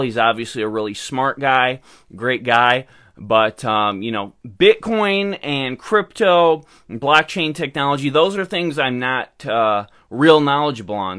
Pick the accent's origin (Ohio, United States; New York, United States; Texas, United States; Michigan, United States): Michigan, United States; Michigan, my home state